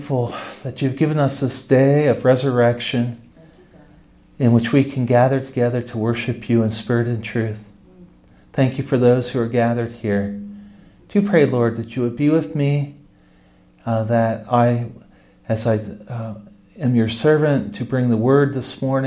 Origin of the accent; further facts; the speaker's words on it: Ohio, United States; I'm from Ohio, and I was in the Orthodox Presbyterian